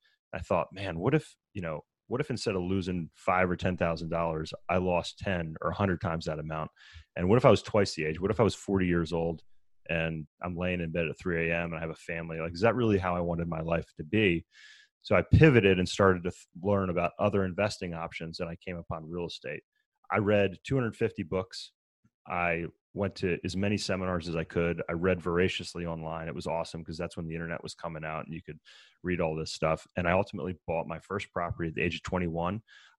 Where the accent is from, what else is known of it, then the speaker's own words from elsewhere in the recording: Maryland, United States; So I grew up in Maryland. I started racing bikes when I was 14 years old